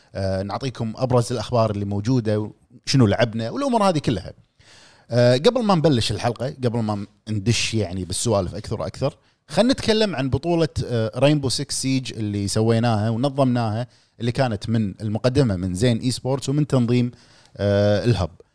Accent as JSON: {"language": "Arabic", "country": "Kuwait", "said": "عندنا بالكويت"}